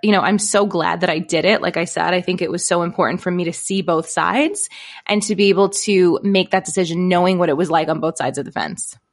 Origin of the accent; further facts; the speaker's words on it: Brooklyn, New York, United States; also born or lived in East Village, Manhattan; I grew up in Brooklyn, New York